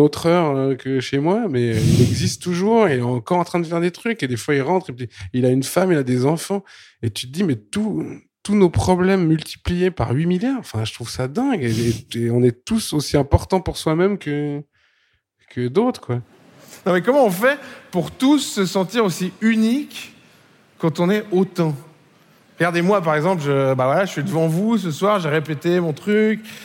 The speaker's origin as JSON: {"language": "French", "country": "Switzerland", "said": "Je suis suisse"}